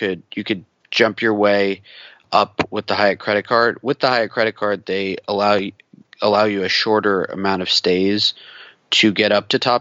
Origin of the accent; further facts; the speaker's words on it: West Coast, United States; growing up on the West Coast